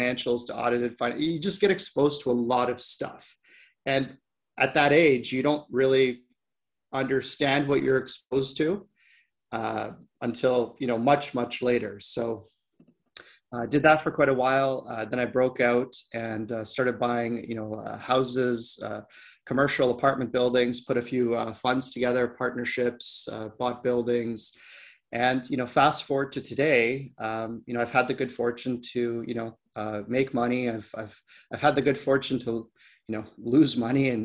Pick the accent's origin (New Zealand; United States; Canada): Canada; Ontario; moved away as an adult; I grew up in Ontario